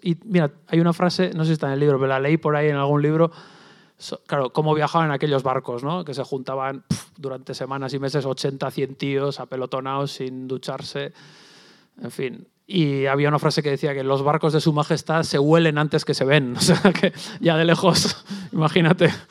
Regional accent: Basque Country, Spain; yo vengo del País Vasco

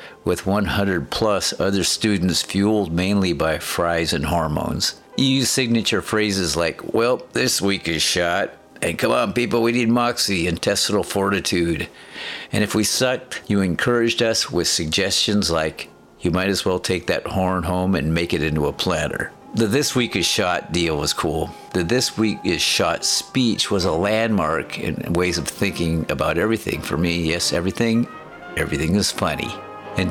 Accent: Aberdeen, Washington, United States; In my hometown, Aberdeen, Washington, Hampton Rudolph Wines is a legend.

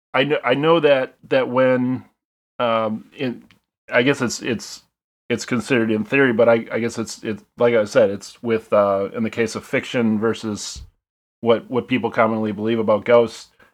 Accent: Shawano, Wisconsin, United States; also born or lived in Peshtigo, Wisconsin / Marinette, Wisconsin / Stevens Point, Wisconsin; I grew up in Shano, Shano, Wisconsin, which is northern, northern Wisconsin, and then, um, kinda moved around a bit

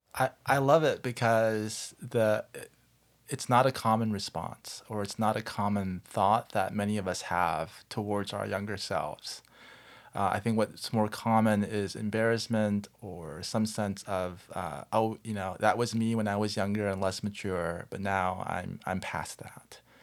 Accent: Southern California, United States; I grew up in Southern California and I grew up in a Korean American church

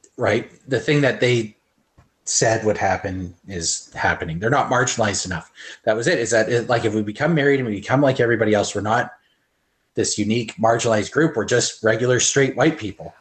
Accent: Canada; as a Canadian

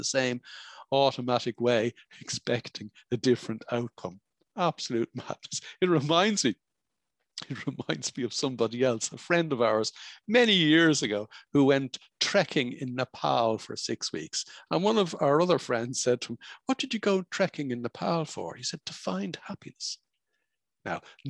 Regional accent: Dublin, Leinster, Ireland; moved away as an adult; now in French Alps, France; I'm not from the French Alps. I was born and bred in Dublin, Ireland

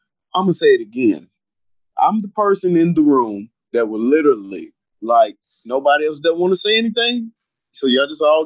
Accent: Clarksville, Tennessee, United States; also born or lived in Louisville, Kentucky; growing up in Tennessee

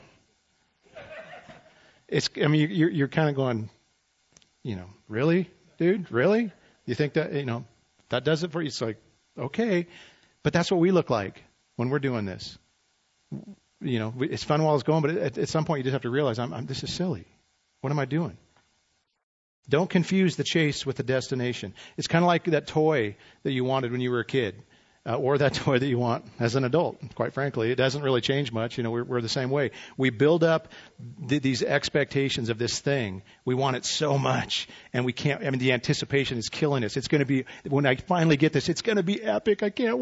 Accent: Idaho, United States; moved away; I'm from Idaho. It ain't that great

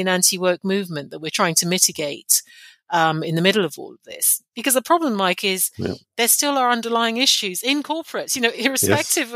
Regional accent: Nigeria; now in London, United Kingdom; I'm of Nigerian heritage. I was born in Nigeria, and I speak a Nigerian language fluently, and I go back often.

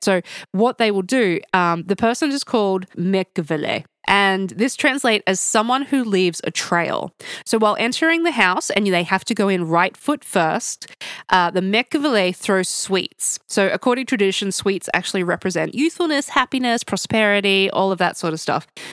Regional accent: Australia; now in Tbilisi, Georgia; I'm Australian

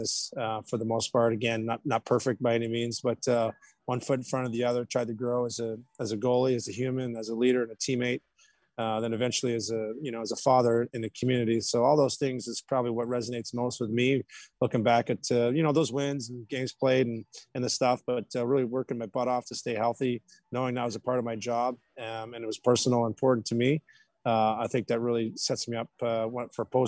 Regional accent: Canada; now in North Texas, United States; for me being a Canadian guy

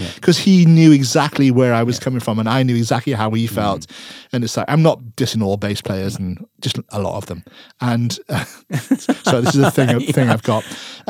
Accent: Wales, United Kingdom; I'm Welsh, you know, they're fly halves to me.

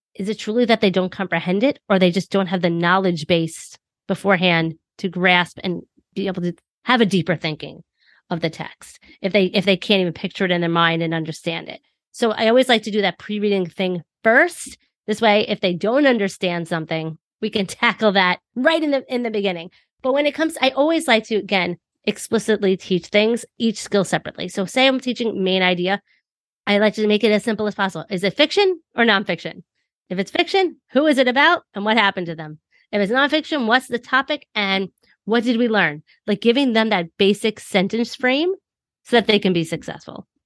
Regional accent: New York, United States; I'm from New York

